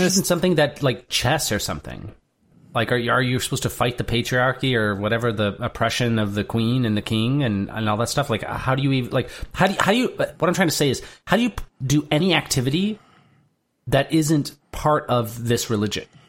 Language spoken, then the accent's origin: English; Durand, Michigan, United States; my hometown of Durand, Michigan